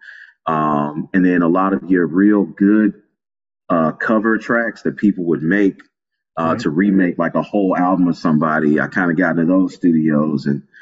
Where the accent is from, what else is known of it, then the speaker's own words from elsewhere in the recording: Chicago, Illinois, United States; I'm from Chicago